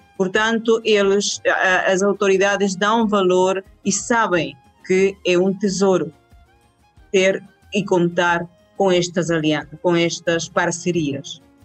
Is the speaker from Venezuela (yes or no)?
yes; Venezuela; Portuguese is a second language; eu sou uma venezuelana da, da gema